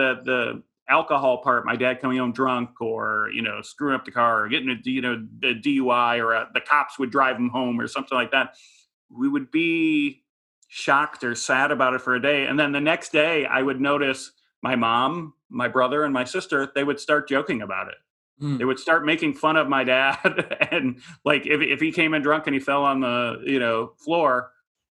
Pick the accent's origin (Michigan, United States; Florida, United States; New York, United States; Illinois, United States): Illinois, United States; Chicago; moved away as an adult; also born or lived in San Francisco; now in Los Angeles, United States; It was a suburban Chicago, probably lower middle class family